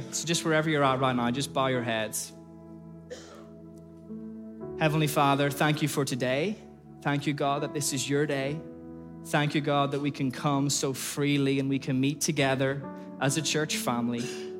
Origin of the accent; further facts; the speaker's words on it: Ireland; moved away as an adult; now in Liverpool, United Kingdom; I came from Ireland over to Liverpool and I did this really random degree called Outdoor Education.